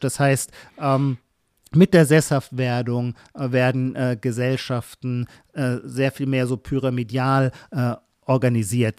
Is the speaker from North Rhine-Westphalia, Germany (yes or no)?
no; Heidelberg, Baden-Württemberg, Germany; Kurpfälzer, dann schließlich komme ich aus Heidelberg